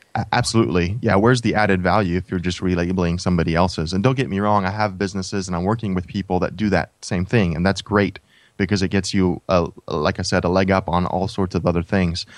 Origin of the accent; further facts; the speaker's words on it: United States; when we were growing up in the States